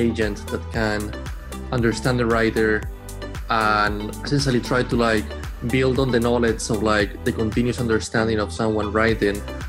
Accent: Spain; moved away as an adult; now in Boston, United States; I'm from Spain, but I've been in Boston for about 10 years now. And I first came here to study

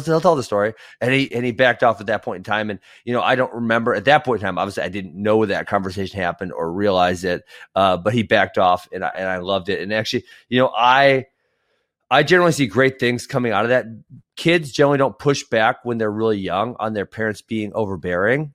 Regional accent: Iowa, United States; I was born in Iowa.

